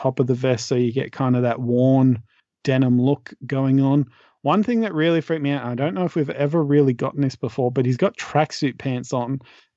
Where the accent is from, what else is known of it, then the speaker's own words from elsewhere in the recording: Australia; as an Australian